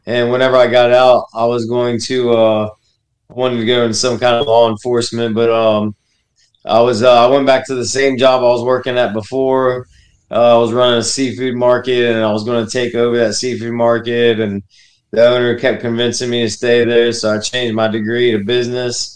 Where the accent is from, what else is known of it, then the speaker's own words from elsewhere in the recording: Florida, United States; also born or lived in Connecticut / Texas / Hawaii; grew up in Texas till I was nine, then Florida, and then, uh, was stationed in Hawaii, and then back to Florida